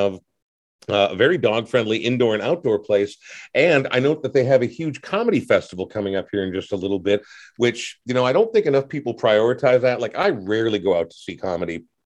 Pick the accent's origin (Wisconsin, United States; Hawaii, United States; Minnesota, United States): Minnesota, United States; Coon Rapids; my hometown of Coon Rapids